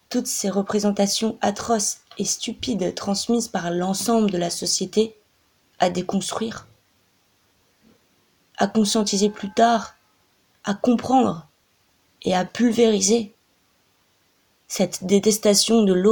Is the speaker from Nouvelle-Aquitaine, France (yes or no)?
no; Toulouse, Occitania, France; Dans la banlieue populaire dans laquelle j'ai grandi, à Toulouse, quartier La Faourette